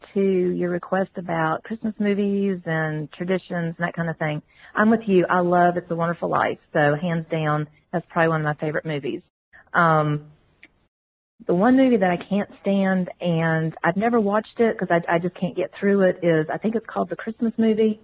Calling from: Virginia, United States; I'm calling from Virginia.

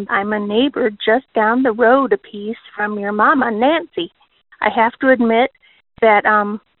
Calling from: Okinawa, Japan; I am calling you from Okinawa, Japan. I recently moved here

